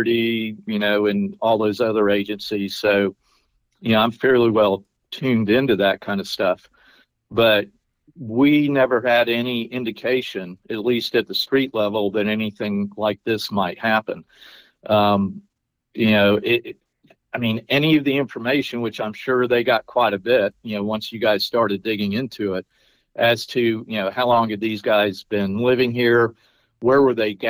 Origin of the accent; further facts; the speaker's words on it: Pensacola, Florida, United States; I'm from Pensacola. My dad's retired Navy, and I mean, we've always had foreign flight students here.